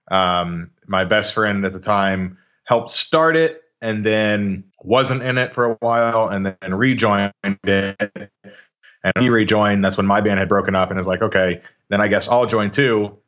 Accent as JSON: {"language": "English", "town": "Arlington", "region": "Texas", "country": "United States", "tie": "born or raised there", "also_born_or_lived": "Washington State / Las Vegas", "said": "Grew up in, uh, Arlington, Texas, right in the heart of the D F W Metroplex. Um, born and raised here"}